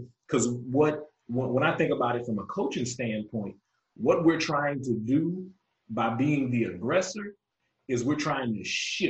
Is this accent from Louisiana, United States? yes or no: yes; Louisiana, United States; now in Texas, United States; growing up in Louisiana, basically it was Black folks and white folks. I live here in Texas now.